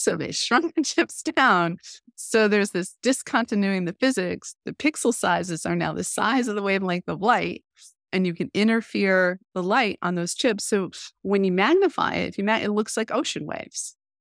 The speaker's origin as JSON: {"language": "English", "country": "United States", "said": "as an American"}